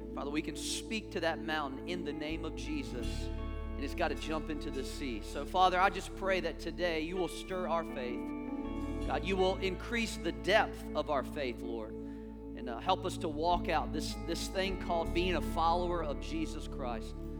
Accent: the American South, United States; accent: southern; now in Charlotte, United States; I am from the South

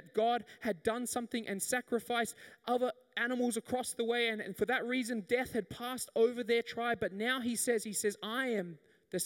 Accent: the Whitsundays, Queensland, Australia; I grew up in the Whitsundays

